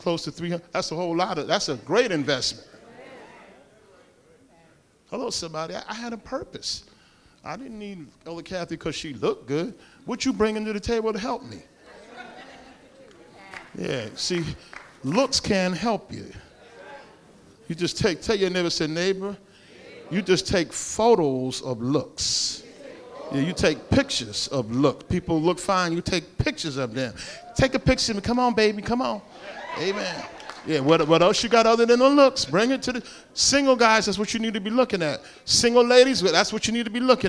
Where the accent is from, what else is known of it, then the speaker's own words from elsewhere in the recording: Paterson, New Jersey, United States; I'm from Patterson